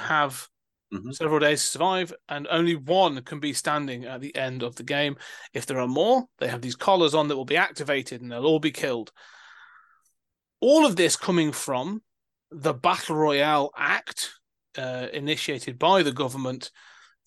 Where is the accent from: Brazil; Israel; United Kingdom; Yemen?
United Kingdom; Being British